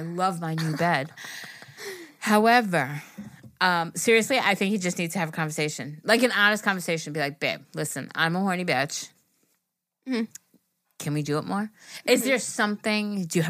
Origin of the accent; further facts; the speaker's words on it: Puerto Rico; {S0} …. {S1} …. And I'm from Puerto Rico.